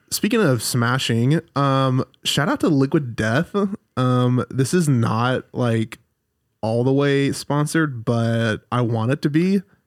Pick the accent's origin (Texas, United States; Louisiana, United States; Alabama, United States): Alabama, United States; moved away as an adult; now in Redding, United States; so I'm from Alabama